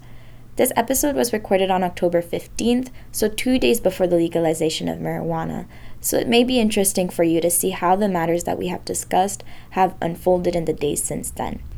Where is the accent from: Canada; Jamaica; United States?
Canada; I'm from Chile, second generation. My parents are from there, but I'm born and raised here